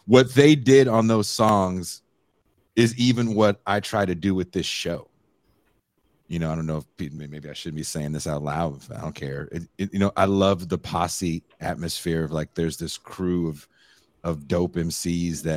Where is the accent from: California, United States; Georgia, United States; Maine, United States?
California, United States; Oakland; I grew up in Oakland